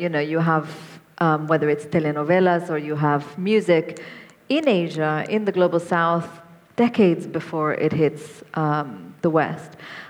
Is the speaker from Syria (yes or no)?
yes; Syria; So I grew up in Syria. I remember watching Japanese soap operas on television in the 1980s.